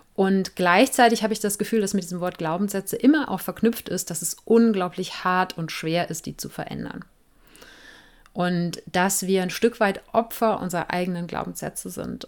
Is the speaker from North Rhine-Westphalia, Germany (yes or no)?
yes; Cologne, North Rhine-Westphalia, Germany; Ich komme ja aus Köln